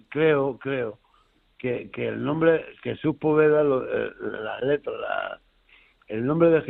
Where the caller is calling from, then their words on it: Burgos, Castile and León, Spain; soy la enfermera de Burgos.